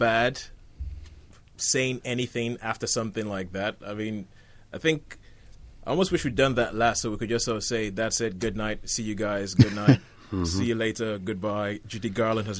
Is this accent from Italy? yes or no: no; Nigeria; now in Isle of Wight, United Kingdom; I grew up in Nigeria and we didn't have any cinemas.